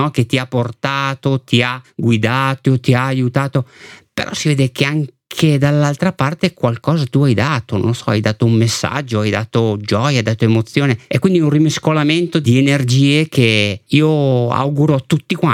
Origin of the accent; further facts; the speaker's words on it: Mantua, Lombardy, Italy; Ciao a tutti … vengo da Mantova e sono cieco totale da una trentina d'anni